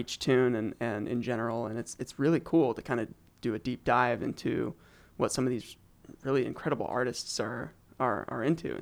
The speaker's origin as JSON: {"language": "English", "town": "Eugene", "region": "Oregon", "country": "United States", "tie": "born or raised there", "said": "I grew up in Eugene, Oregon"}